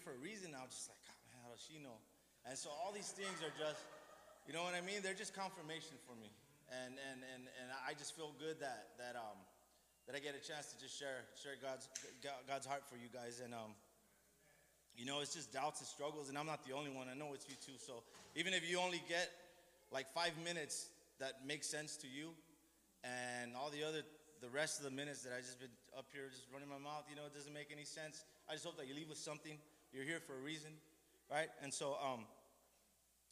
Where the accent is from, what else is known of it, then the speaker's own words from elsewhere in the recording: Los Angeles, California, United States; I'm from Boyle Heights. That's where I grew up